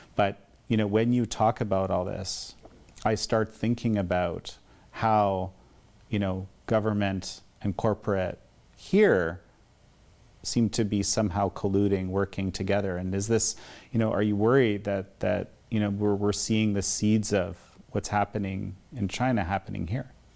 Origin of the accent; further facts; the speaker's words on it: Canada; in my home country of Canada